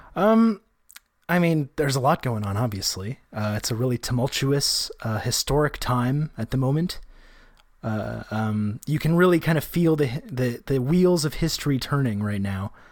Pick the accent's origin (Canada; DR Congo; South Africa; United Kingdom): Canada; as a Canadian person